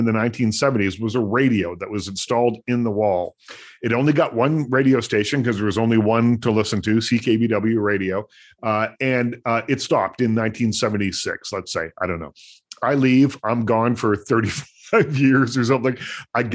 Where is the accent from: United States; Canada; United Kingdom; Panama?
Canada; Nova Scotia; moved away; The house that I grew up in Nova Scotia used to be a vaudeville theater